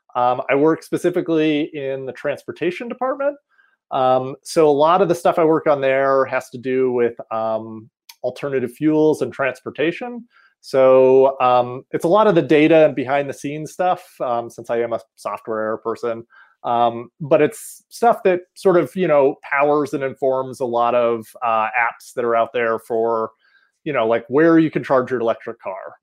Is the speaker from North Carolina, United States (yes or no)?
yes; outside of Asheville, Western North Carolina, United States; moved away as an adult; also born or lived in Rochester, New York; now in Colorado, United States; I'm originally from Western North Carolina. Um, so up in the mountains of North Carolina outside of Asheville.